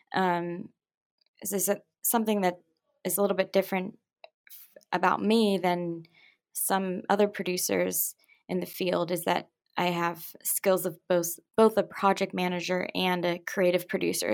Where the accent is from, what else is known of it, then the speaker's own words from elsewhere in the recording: Pittsburgh, Pennsylvania, United States; moved away as an adult; now in New York City, United States; I'm originally from Pittsburgh